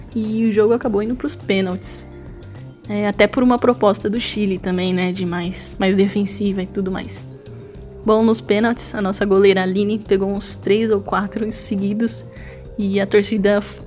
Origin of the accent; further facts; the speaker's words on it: São Paulo, Brazil; eu sou aqui de São Paulo